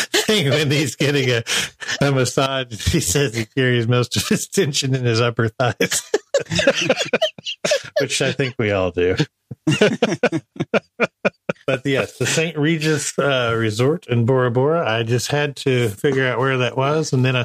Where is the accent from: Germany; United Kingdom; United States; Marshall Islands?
Marshall Islands; Yes, I grew up in the Marshall Islands, which is somewhere between Asia and Australia, out there in the very South Pacific, near the Breadfruit Islands.